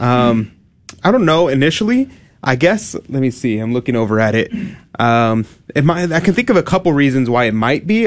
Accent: United States; we're Americans

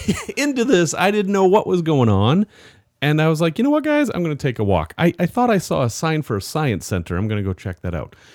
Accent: Salem, Massachusetts, United States; I grew up in Salem, Massachusetts

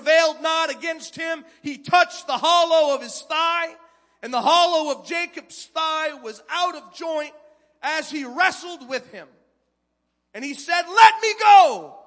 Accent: Canada; moved away as an adult; I was a first-time youth pastor, a Canadian immigrant. Yes, I'm from Canada.

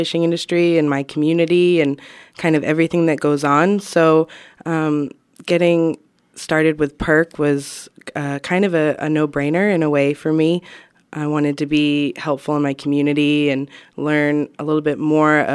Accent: Stonington, Maine, United States; also born or lived in Waterville, Maine; I grew up on Deer Isle Stonington

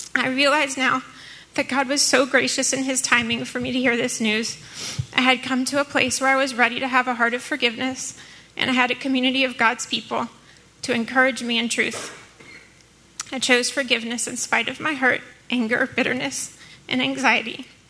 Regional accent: New Orleans, Louisiana, United States; I too am from New Orleans. I grew up with a single mom

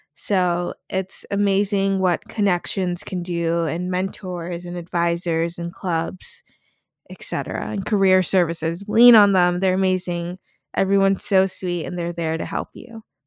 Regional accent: Salem, Massachusetts, United States; my hometown of Salem, Massachusetts

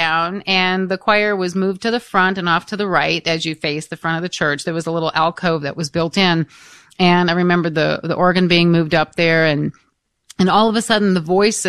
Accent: Michigan, United States; the parish that I was raised in Freesall, Michigan

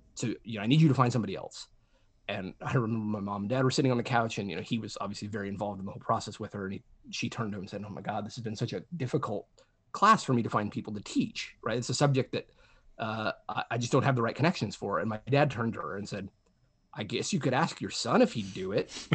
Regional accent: New Mexico, United States; I grew up in New Mexico, which is a pretty rural state

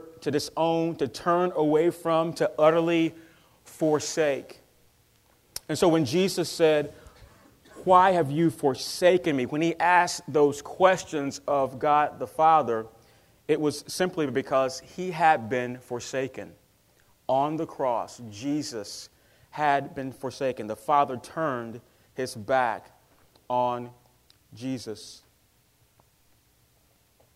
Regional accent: North Carolina, United States; I'm from North Carolina

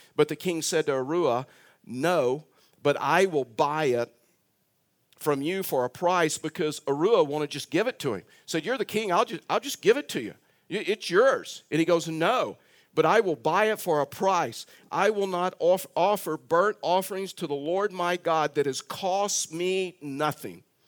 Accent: Texas, United States; I'm a Texan

